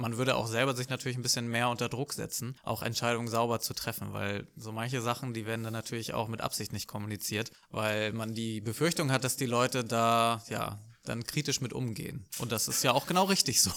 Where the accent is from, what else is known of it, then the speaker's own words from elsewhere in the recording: Lübeck, Schleswig-Holstein, Germany; also born or lived in Hamburg; ich bin in Lübeck aufgewachsen